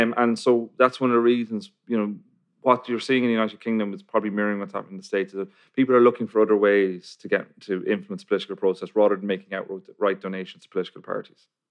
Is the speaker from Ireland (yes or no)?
yes; Ireland; I'm from Ireland